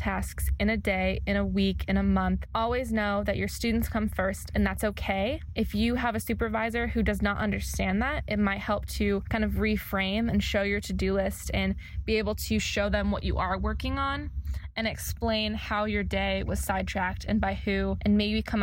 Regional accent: California, United States; moved away as an adult; also born or lived in Indiana; now in Missouri, United States; I went to grad school in Indiana, and I am originally from California

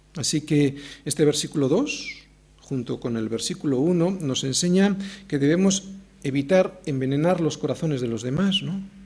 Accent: Spain; Yo puedo tener un pasaporte argentino, pero en cuanto abro la boca, todo el mundo se da cuenta que soy español

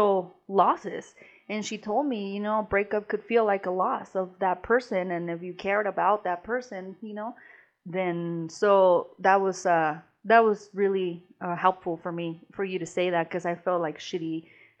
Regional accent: Mexico; moved away; growing up in Mexico

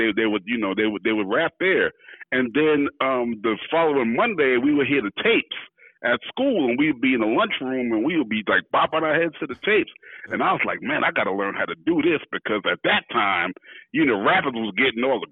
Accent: New York City, New York, United States; I'm from Fort Greene, Brooklyn. That's where I was born and raised

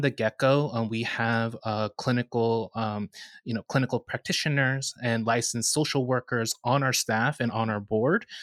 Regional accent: Northern New Jersey, United States; I grew up in the United Methodist Church, Korean United Methodist Church in Northern New Jersey

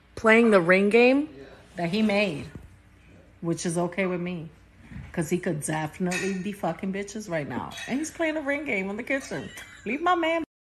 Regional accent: United States; as an American culture

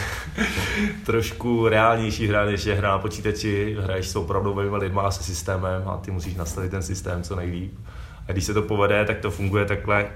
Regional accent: Prague, Czechia; já jsem z Modřán

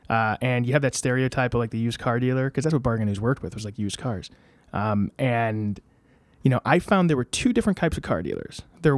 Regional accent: Ansonia, Connecticut, United States; also born or lived in Derby; No, my parents still live in Ansonia. I went to grade school in Ansonia, then I went to Notre Dame High School in West Haven.

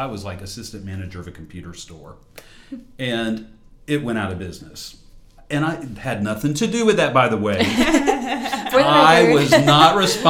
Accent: Moncks Corner, South Carolina, United States; moved away as an adult; also born or lived in Jacksonville, Florida; now in Columbia, United States; I was born and raised in Monk's Corner, South Carolina.

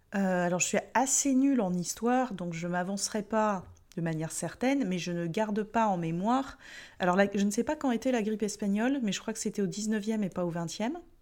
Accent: France; en tant que Français

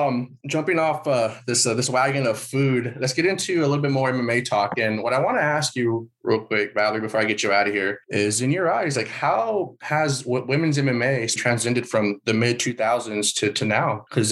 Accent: San Antonio, Texas, United States; we're from San Antonio, actually.

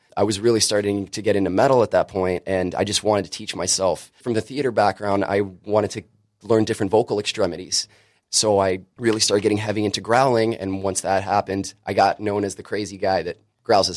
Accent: Riverside, California, United States; moved away as an adult; also born or lived in Orange County, California; now in Brooklyn, United States; born and raised half my life in Riverside, and then I finished out my school in Orange County

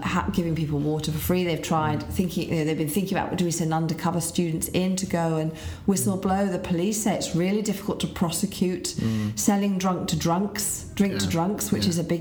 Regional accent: Leeds, Yorkshire and the Humber, United Kingdom; So Leeds is my hometown

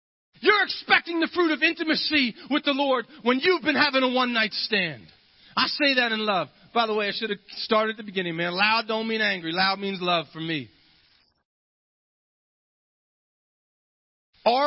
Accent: Ohio, United States; I'm from Ohio

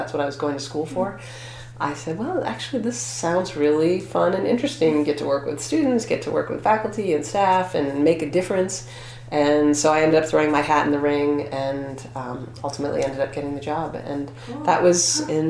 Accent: Maine, United States; also born or lived in Oregon / Vermont; I grew up in Maine

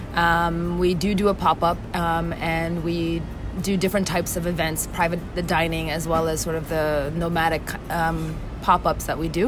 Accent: Westchester, New York, United States; born or raised there; now in Ghana

